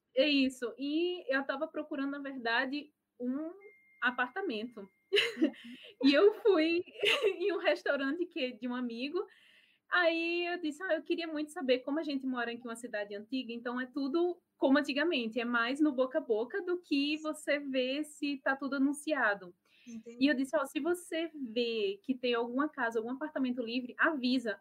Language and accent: Portuguese; Natal, Rio Grande do Norte, Brazil; moved away as an adult; now in Germany; sou de Natal, Potiguar